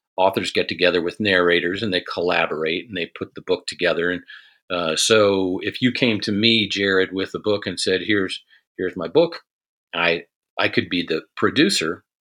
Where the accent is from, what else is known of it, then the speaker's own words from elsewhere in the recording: Cincinnati, Ohio, United States; moved away as an adult; also born or lived in Korea / Fort Campbell, Kentucky; I grew up outside of Cincinnati in Ohio